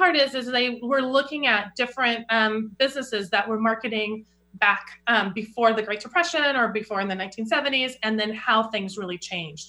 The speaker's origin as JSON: {"language": "English", "town": "Olympia", "region": "Washington", "country": "United States", "tie": "born or raised there", "said": "I grew up in Olympia, Washington, so pretty close to here."}